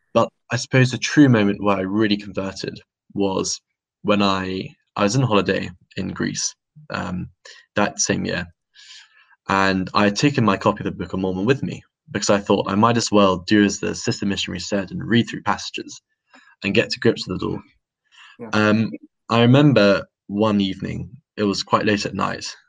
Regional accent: London, United Kingdom; was born in London um, to a to um, a, quite a religious family

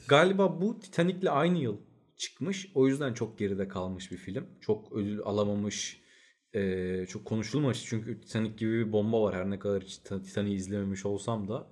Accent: Turkey; Biz Türküz

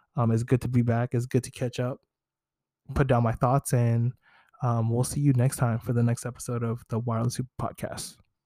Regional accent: Bay Area, California, United States; growing up in the Bay Area

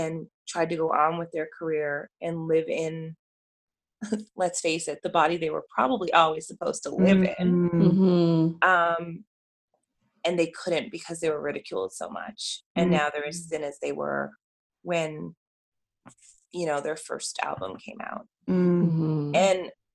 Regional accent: Newfoundland and Labrador, Canada; I'm from Newfoundland

